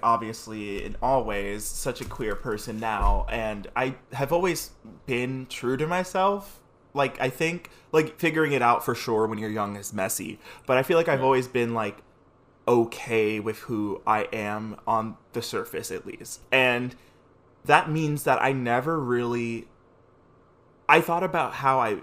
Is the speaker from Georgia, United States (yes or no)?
no; New York City, New York, United States; we both grew up in the Bronx